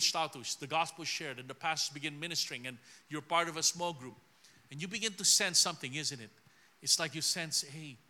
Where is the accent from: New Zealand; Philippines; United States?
Philippines; I'm just someone from the Philippines